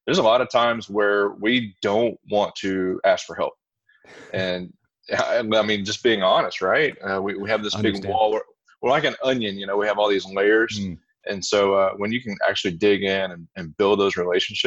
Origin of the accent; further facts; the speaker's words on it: Louisiana, United States; moved away as an adult; also born or lived in East Texas; now in Texas, United States; I'm originally from the Louisiana area, spent about 25 years there